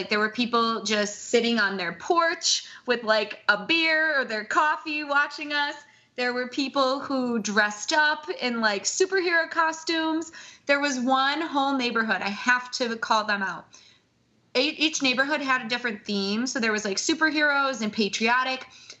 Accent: south suburbs of Chicago, Illinois, United States; Was my hometown's half marathon. We hosted our very first half marathon here down in the south suburbs of Chicago.

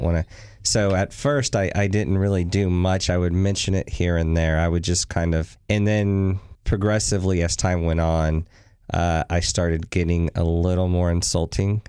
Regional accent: Texas, United States; moved away; also born or lived in New Orleans, Louisiana; Originally born in New Orleans, but spent most of my years in Texas

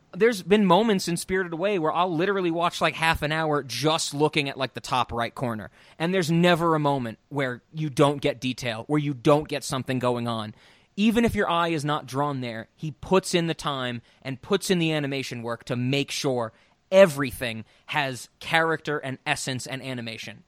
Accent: United States; growing up in America

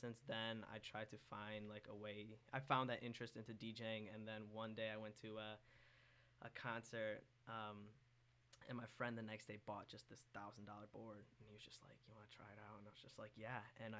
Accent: Okemos, Michigan, United States; I'm from Okemos, so I'm really just from the area my whole life.

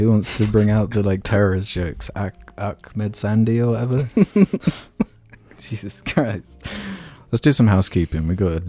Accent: Australia; I'm Australian, and so I believe I have a better grasp on the Queen's English than the average American.

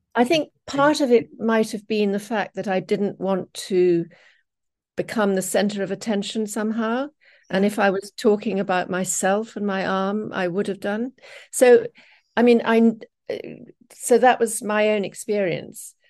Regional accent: England, United Kingdom; moved away as an adult; I'm English

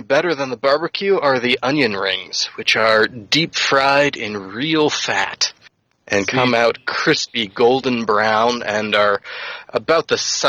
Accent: Charleston, South Carolina, United States; moved away; I grew up in Charleston.

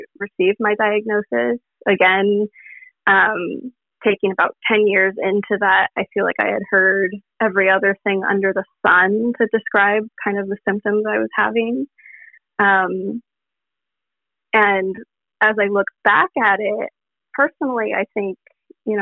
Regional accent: Portland, Oregon, United States; I'm from Portland, Oregon.

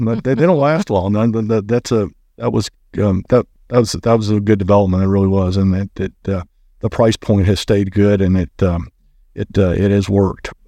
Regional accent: Lexington, Kentucky, United States; I was born and raised here in Lexington

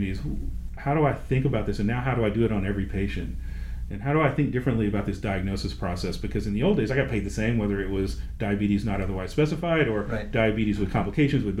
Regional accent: Nashville, Tennessee, United States; I'm from Nashville

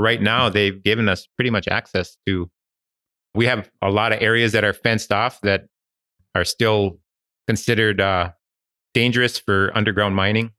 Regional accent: Ishpeming / Negaunee area, Michigan, United States; I was born and raised in this area and, uh, never, never moved away.

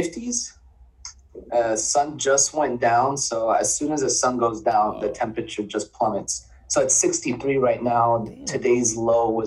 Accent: Miami, Florida, United States; now in Central Florida, United States; I'm born and raised in Miami

